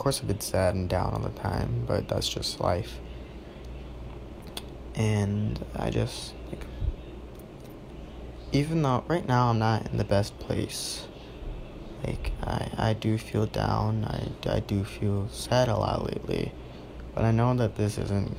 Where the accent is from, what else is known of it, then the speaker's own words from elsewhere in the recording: Wisconsin, United States; I'm 16, and I'm from Wisconsin.